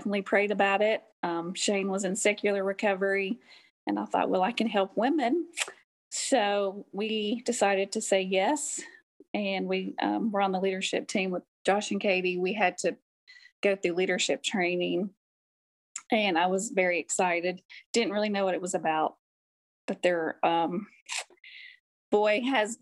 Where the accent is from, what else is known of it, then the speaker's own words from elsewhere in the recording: Clarksville, United States; I'm from Clarksville. Been here pretty much my whole entire life, except for when I went away to nursing school